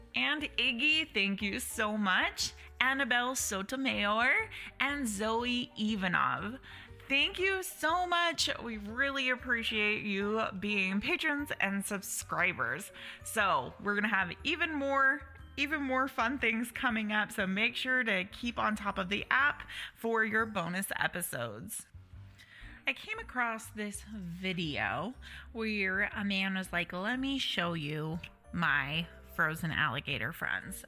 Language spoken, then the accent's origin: English; Utah, United States; now in Nevada, United States; so I'm from Utah, we currently live in Nevada.